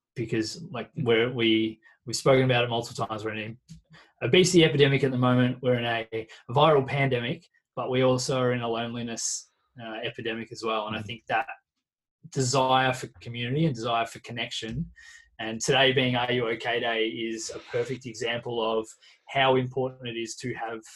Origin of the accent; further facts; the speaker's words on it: Carrum Downs, Victoria, Australia; also born or lived in Pearcedale / Frankston / Mount Martha; growing up in Carrum Downs, then moving to Pearsdale and going to Frankston High School